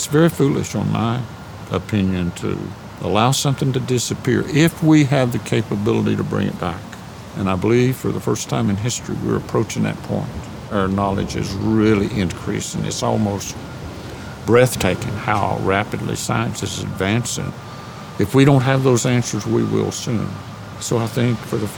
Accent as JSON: {"language": "English", "area": "Southern Appalachians", "region": "North Carolina", "country": "United States", "tie": "born or raised there", "said": "I grew up in the Southern Appalachians in North Carolina"}